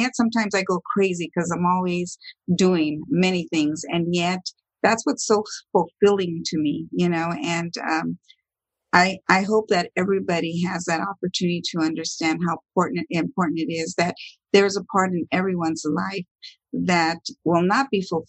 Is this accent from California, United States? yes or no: yes; Los Angeles, California, United States; I was born and raised in the beautiful city of Los Angeles